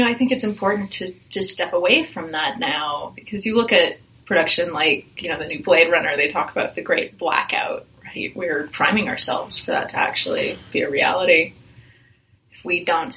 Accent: Fountain Valley, California, United States; I grew up in Fountain Valley

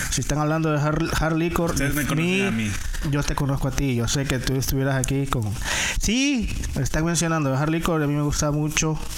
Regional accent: San Salvador, El Salvador; also born or lived in San Miguel, El Salvador; Nací en El Salvador. ¿Y en Una ciudad que yo creo que se llamaba Los Planes de Renderos, en la ciudad de San Salvador. Crecí en San Salvador por un tiempo y después me fui para una ciudad que se llama San Miguel.

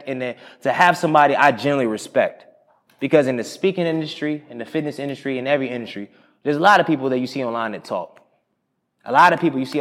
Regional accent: Durham, North Carolina, United States; I'm from Durham. I start with my Durhamite

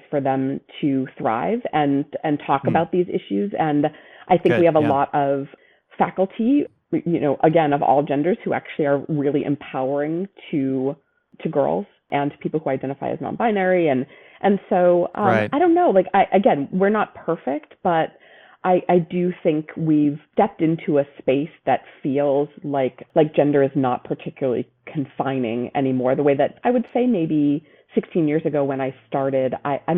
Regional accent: Brockton, Massachusetts, United States; moved away; I grew up in a town called Brockton, a city called Brockton, Massachusetts.

